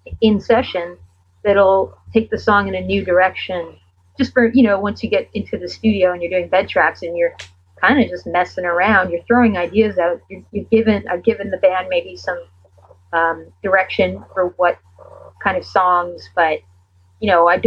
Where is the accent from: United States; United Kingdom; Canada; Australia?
Canada; being a Canadian artist